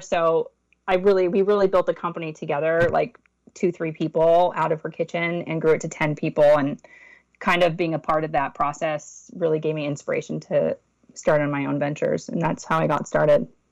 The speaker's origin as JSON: {"language": "English", "town": "Los Angeles", "region": "California", "country": "United States", "tie": "born or raised there", "said": "I grew up in West Los Angeles"}